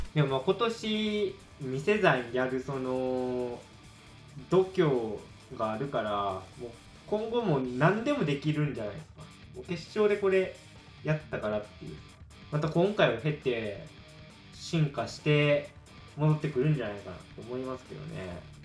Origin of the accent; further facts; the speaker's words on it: Shikoku, Tokushima, Japan; 俺はあの四国の徳島なんですけど